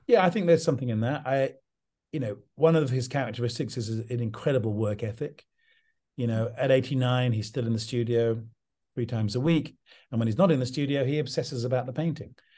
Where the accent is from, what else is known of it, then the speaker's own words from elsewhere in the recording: English countryside, England, United Kingdom; also born or lived in London; I grew up in the English countryside